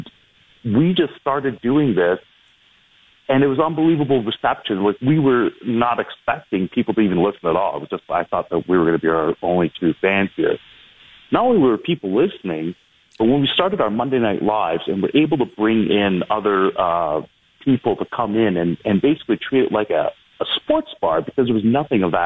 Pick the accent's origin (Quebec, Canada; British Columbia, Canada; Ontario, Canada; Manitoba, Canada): Ontario, Canada; Brampton; now in Toronto, Canada; I grew up in Brampton